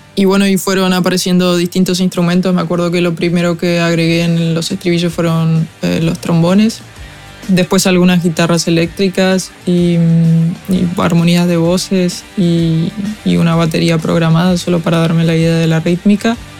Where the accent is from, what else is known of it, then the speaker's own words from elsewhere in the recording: Argentina; Soy una cantautora argentina